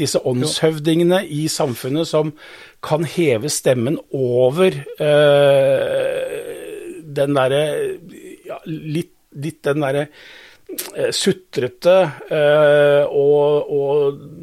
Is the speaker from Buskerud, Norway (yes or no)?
yes; Modum, Buskerud, Norway; jeg er født og oppvokst på Modum